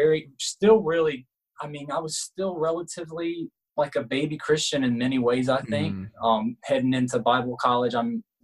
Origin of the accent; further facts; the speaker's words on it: Jacksonville, Florida, United States; I grew up on the Georgia line, Florida, Georgia line